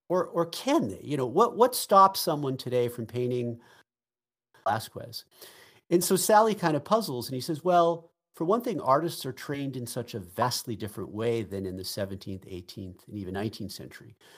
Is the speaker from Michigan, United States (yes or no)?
no; Boston, Massachusetts, United States; I'm from Boston